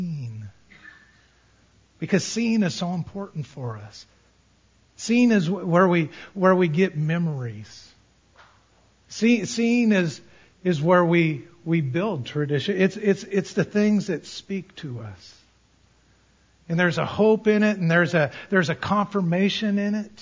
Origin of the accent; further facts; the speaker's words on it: Colorado, United States; I grew up in Colorado